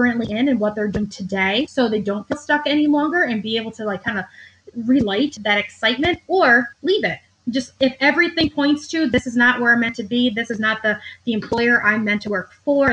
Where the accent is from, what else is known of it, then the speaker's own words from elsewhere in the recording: upstate New York, United States; also born or lived in Manhattan, New York; I relocated from Manhattan to upstate New York, where I'm from